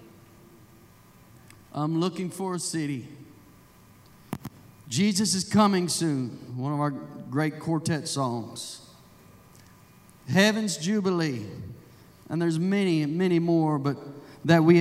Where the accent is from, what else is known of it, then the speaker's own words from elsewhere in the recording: Indiana, United States; moved away; I'm from Indiana, so I'm somewhat Yankee too